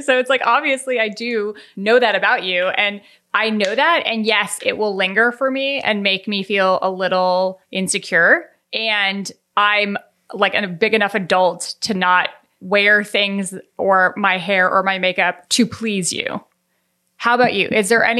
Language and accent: English; Colorado, United States; And I am from Colorado. A lot of people I grew up with wore cowboy boots.